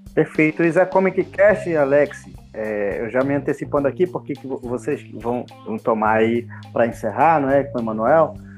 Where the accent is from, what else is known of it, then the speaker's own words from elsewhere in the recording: Santa Isabel, Brazil; eu nunca saí de Santa Isabel